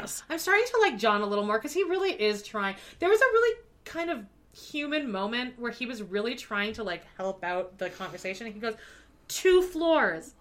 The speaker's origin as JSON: {"language": "English", "town": "Calgary", "region": "Alberta", "country": "Canada", "tie": "born or raised there", "also_born_or_lived": "New York", "moved": "yes", "said": "I grew up in Calgary"}